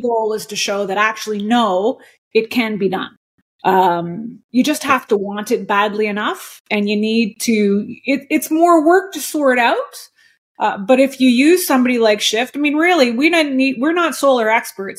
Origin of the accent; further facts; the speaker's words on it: Montreal, Quebec, Canada; also born or lived in New York; now in Shawnigan Lake, Canada; I was born and raised in Montreal, so I was a city girl